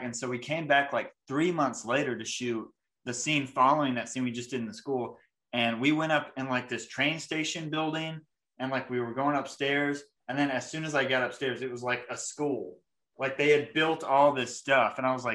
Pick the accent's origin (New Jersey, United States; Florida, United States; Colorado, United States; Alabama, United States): Alabama, United States; New Market; I grew up in New Market, Alabama, and I grew up on 8 acres